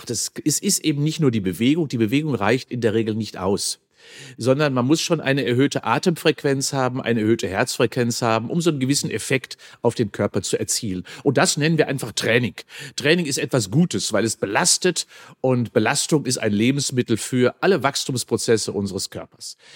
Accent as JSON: {"language": "German", "region": "North Rhine-Westphalia", "country": "Germany", "tie": "born or raised there", "said": "Und ich bin auch auf dem Land groß geworden"}